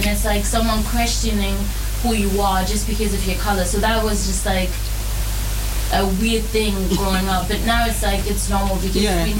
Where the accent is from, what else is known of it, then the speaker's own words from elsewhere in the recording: Germany; knowing that I'm African and I'm also German. Even though I'm black, I was still born there.